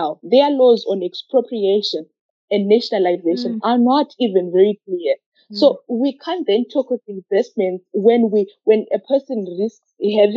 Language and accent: English; Zimbabwe; I come from Zimbabwe